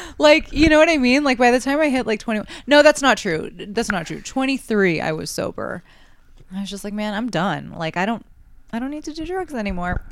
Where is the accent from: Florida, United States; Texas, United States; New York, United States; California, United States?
New York, United States; New York City; growing up in New York